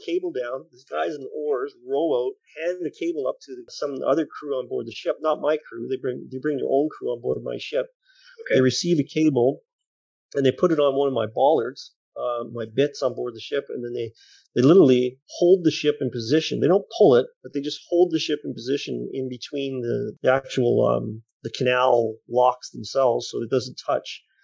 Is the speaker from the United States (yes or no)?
no; Canada; we are Canadian